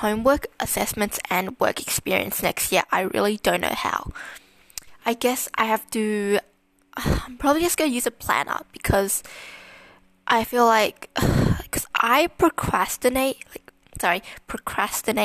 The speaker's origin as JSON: {"language": "English", "town": "Melbourne", "region": "Victoria", "country": "Australia", "tie": "born or raised there", "said": "I was born in Melbourne, Australia. I've lived in Melbourne for my whole life"}